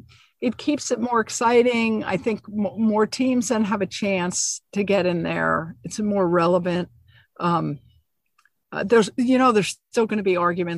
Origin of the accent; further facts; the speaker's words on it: New Jersey, United States; moved away; I grew up in New Jersey